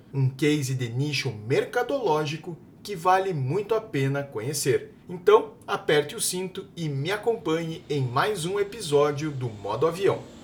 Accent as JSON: {"language": "Portuguese", "town": "Curitiba", "region": "Paraná", "country": "Brazil", "said": "Eu sou curitibano"}